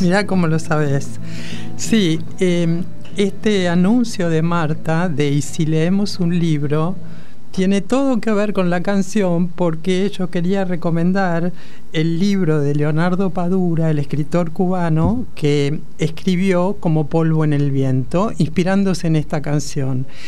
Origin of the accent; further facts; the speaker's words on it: La Plata, Buenos Aires Province, Argentina; yo soy eh, platense